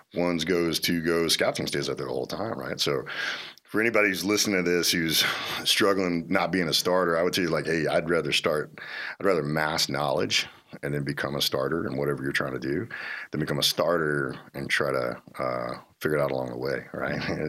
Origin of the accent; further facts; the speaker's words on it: Little Rock, Arkansas, United States; I grew up in Arkansas. I grew up in Little Rock.